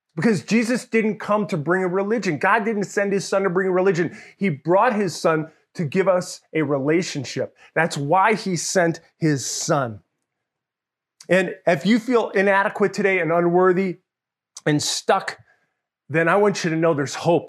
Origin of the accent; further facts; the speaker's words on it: Mamaroneck, New York, United States; also born or lived in Larchmont, New York; I grew up in New York, and outside of the, the city of New York, in a place called Mamaroneck. I grew up Larchmont, Mamaroneck, as a kid.